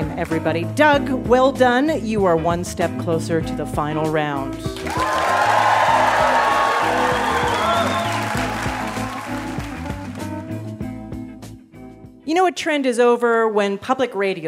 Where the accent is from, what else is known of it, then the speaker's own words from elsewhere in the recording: Canada; I'm from Canada. I'm from Canada